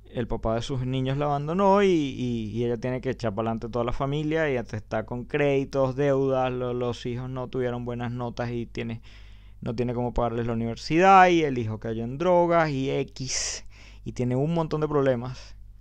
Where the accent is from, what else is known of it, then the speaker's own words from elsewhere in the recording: Venezuela; moved away; lo que vivimos en Venezuela